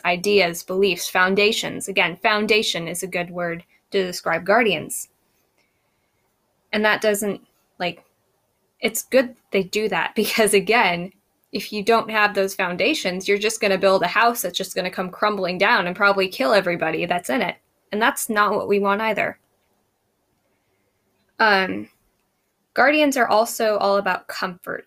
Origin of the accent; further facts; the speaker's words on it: United States; I'm an American